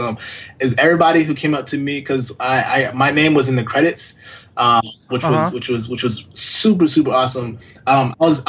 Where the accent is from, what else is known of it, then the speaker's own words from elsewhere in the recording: Florida, United States; I grew up in Florida, born and raised